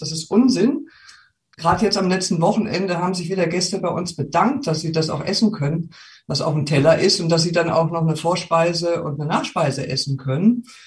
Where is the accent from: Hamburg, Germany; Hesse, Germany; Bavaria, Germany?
Hesse, Germany; Wiesbaden; moved away as an adult; also born or lived in Rengersfeld, Rhön; now in Gersfeld-Rengersfeld, Germany; Wir kommen ja ursprünglich aus Wiesbaden